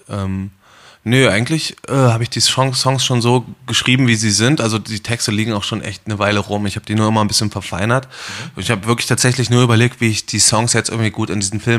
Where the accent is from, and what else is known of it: Erfurt, Thuringia, Germany; born or raised there